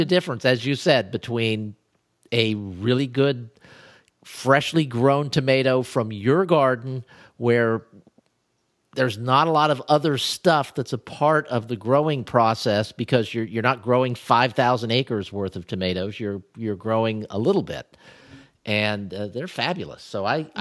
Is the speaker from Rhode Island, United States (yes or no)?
no; Ohio, United States; when I was growing up in Ohio